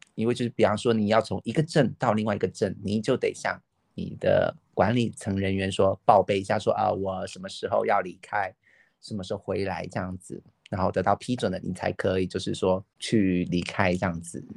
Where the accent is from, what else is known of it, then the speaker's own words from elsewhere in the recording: southern China, China; accent: southern; 听口音应该很清楚，我就是生活在南方的一个人